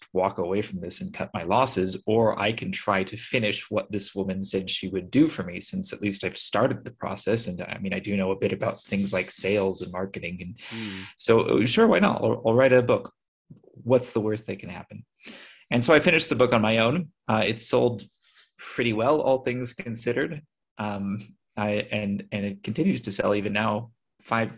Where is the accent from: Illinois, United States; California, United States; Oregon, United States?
California, United States; moved away as an adult; now in Armenia; I'm from California.